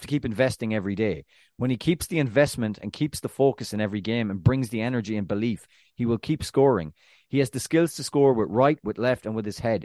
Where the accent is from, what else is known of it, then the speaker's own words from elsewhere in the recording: Ireland; being Irish